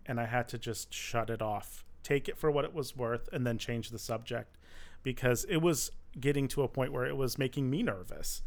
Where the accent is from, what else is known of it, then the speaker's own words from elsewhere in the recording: Michigan, United States; now in Los Angeles, United States; I grew up in Michigan